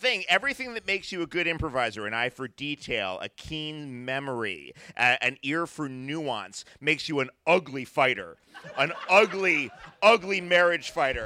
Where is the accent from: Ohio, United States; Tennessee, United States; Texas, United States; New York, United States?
New York, United States; New York City; I grew up in the New York City of Ed Koch